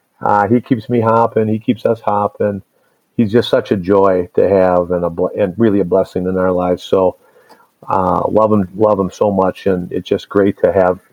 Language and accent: English; Chicago, Illinois, United States; born there; And so I was born in Chicago, and he was a young man trying to find his way in the game as a coach.